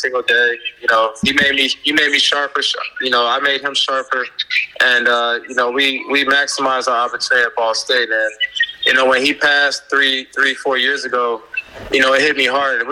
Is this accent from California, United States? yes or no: no; Palm Beach, Florida, United States; We were both Florida kids. He's from Tampa, I'm from Palm Beach.